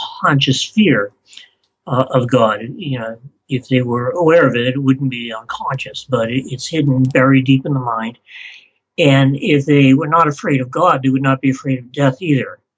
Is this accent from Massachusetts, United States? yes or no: yes; Beverly, Massachusetts, United States; born or raised there; moved away; also born or lived in Salem, Massachusetts